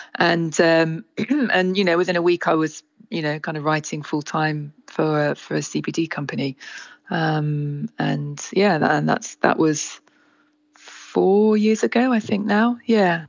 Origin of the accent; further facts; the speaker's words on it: Isle of Wight, South East England, United Kingdom; moved away as an adult; I grew up on the Isle of Wight. I was here really until until I went to university until 18